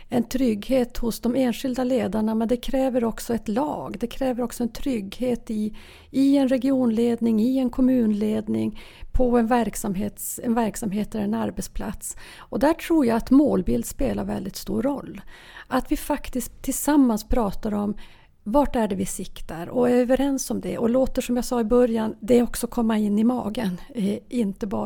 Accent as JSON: {"language": "Swedish", "region": "Norrbotten County", "country": "Sweden", "said": "Norrbotten, ja jag kommer från Norrbotten."}